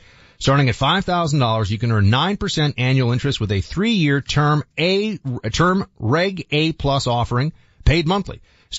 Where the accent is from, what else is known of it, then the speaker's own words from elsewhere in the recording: New York City, New York, United States; I've lived in two of the most heavily concentrated Jewish communities in the whole, I mean, I grew up in New York City